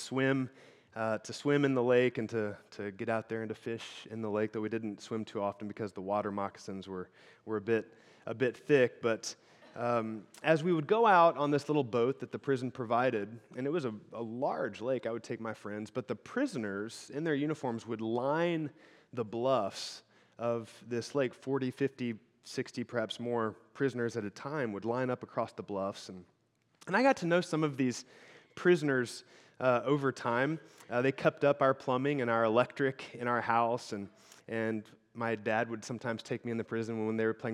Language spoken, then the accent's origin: English; Illinois, United States; now in Michigan, United States; I grew up in Illinois. The house I grew up in was in the middle of the Shawnee National Forest